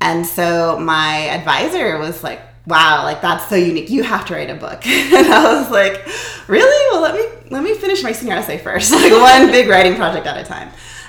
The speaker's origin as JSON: {"language": "English", "town": "Palos Verdes", "region": "California", "country": "United States", "tie": "born or raised there", "also_born_or_lived": "Oakland", "said": "My mother is African-American and Tohono O'odham, and my father is Mexican-American and white. And so I grew up in California. The first 12 years, I was in a small suburb called Palos Verdes, and then I moved to Oakland with my mom and my sister."}